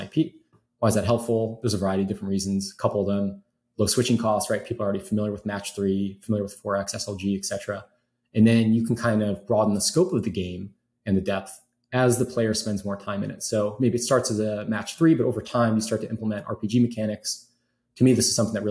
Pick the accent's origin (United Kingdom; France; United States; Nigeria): United States; Chicago, Illinois; I grew up in Chicago